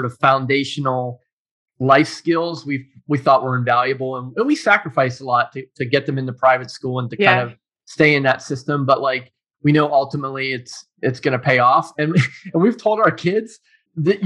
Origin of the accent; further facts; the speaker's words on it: Pittsburgh, Pennsylvania, United States; also born or lived in Tennessee / New Jersey; now in Cleveland, United States; I was born and raised in Pittsburgh, Pennsylvania